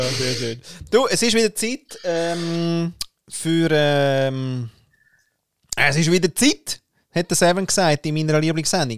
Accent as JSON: {"language": "German", "country": "Austria", "said": "als Österreicher"}